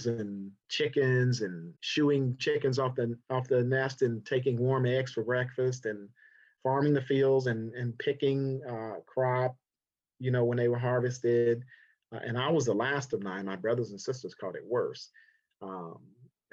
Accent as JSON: {"language": "English", "region": "South Carolina", "country": "United States", "tie": "born or raised there", "moved": "yes", "lives_now": "Los Angeles, United States", "said": "I'm from South Carolina originally. I was born there in 1962 in August"}